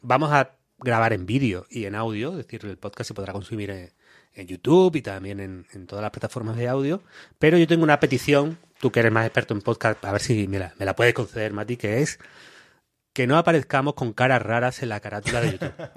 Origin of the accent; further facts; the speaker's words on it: Málaga, Andalusia, Spain; accent: malagueño; yo soy un chaval de Málaga